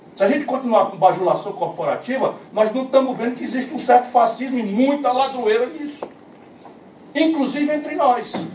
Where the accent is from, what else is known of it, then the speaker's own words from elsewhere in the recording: Northeast Region, Brazil; eu sou do Nordeste